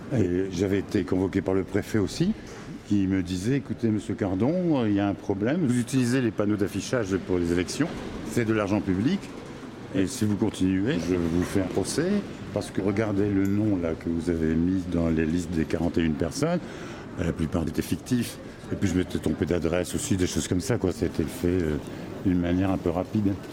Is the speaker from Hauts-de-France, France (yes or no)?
yes; Tourcoing, Hauts-de-France, France; moved away as an adult; also born or lived in Lille / Aix-en-Provence / Montpellier; Je viens de Tourcoing